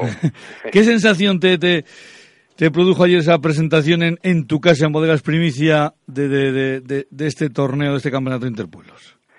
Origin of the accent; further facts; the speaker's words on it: Laguardia, Basque Country, Spain; yo soy de La Guardia.